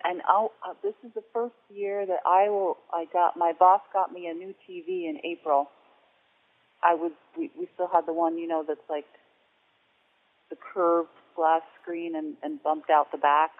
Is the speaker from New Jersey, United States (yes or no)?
yes; New Jersey, United States; moved away as an adult; also born or lived in Santa Fe, New Mexico; I'm from New Jersey, and New Jersey we had Treasure Island